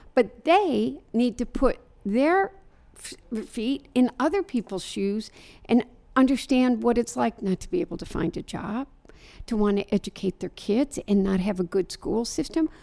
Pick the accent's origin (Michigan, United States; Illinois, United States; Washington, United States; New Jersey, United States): Michigan, United States; Dearborn; I live in Dearborn, Michigan. It's my hometown